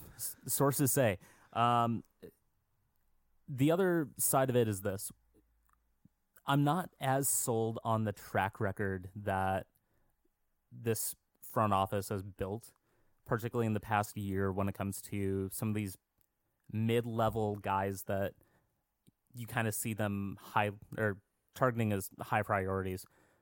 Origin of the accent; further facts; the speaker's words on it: Minnesota, United States; as a Minnesotan